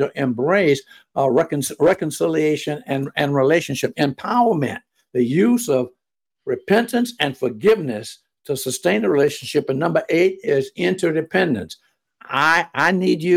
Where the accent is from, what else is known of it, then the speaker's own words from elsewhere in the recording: Jacksonville, Florida, United States; I was from Florida